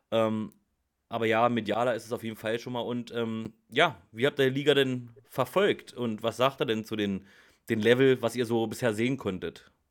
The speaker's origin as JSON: {"language": "German", "region": "Central Germany", "country": "Germany", "said": "ich komme so aus Mitteldeutschland."}